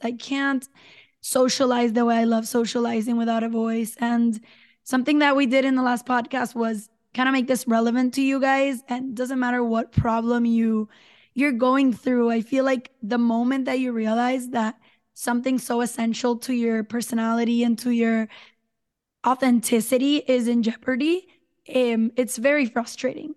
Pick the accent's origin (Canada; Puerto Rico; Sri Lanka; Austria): Puerto Rico; San Juan; now in Dorado, Puerto Rico; I'm from San Juan, Puerto Rico, currently live in Dorado, which is a little beach town in the north